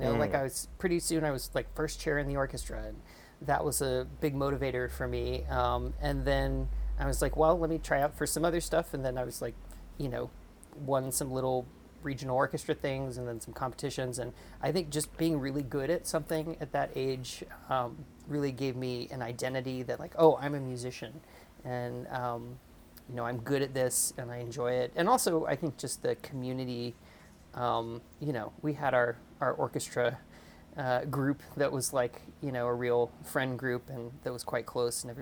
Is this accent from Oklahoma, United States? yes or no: yes; Stillwater, Oklahoma, United States; I grew up in Stillwater, Oklahoma, which is one middle school, one junior high, one high school town.